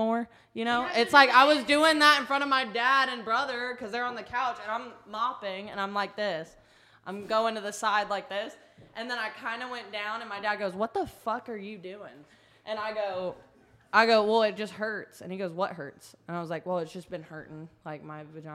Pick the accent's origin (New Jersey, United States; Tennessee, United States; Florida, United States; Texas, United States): Tennessee, United States; Sevierville; I was born in Sevierville, Tennessee